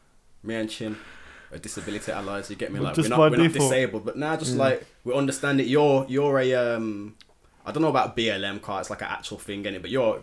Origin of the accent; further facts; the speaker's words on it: England, United Kingdom; No, not just because I'm English.